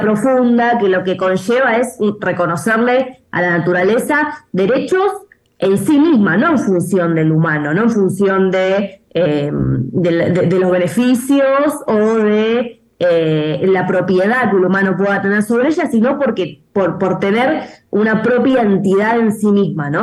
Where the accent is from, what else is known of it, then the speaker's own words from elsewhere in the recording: Argentina; also born or lived in Buenos Aires; en mi país eh, vivimos la peor sequía